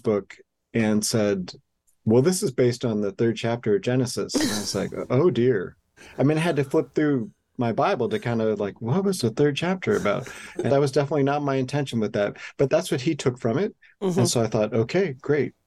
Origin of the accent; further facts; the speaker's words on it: Milwaukee, Wisconsin, United States; I'm from Milwaukee